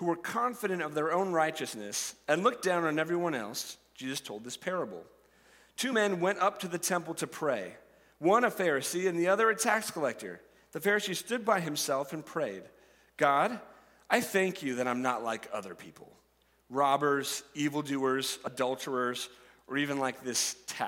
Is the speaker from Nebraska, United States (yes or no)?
yes; Nebraska, United States; I'm a Nebraskan, that I grew up in Nebraska, and I have spent my entire life here